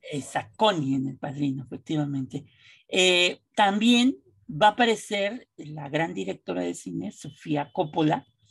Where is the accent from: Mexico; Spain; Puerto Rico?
Mexico